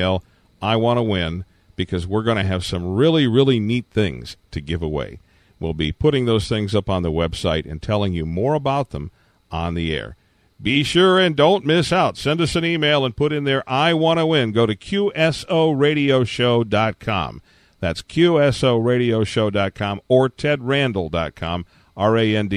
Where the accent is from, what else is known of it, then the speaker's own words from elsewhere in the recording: Detroit, Michigan, United States; when I was growing up in the Detroit, Michigan area